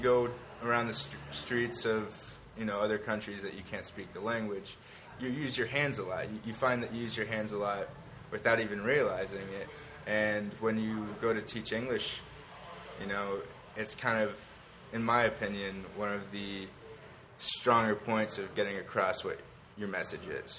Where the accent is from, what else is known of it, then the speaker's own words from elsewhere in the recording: West Palm Beach, Florida, United States; moved away as an adult; also born or lived in Switzerland / Boston / Los Angeles; I'm from West Palm Beach, Florida. Was raised there most of my life